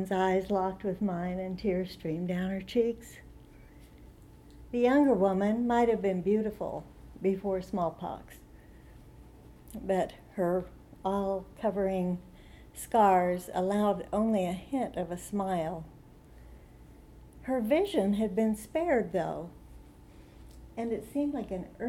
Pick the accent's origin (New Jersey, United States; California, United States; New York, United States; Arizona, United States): Arizona, United States; Tucson; I'm from Tucson, Arizona